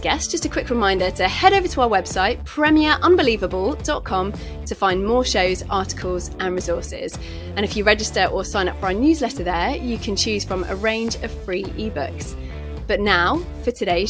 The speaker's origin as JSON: {"language": "English", "country": "United Kingdom", "said": "as a Brit"}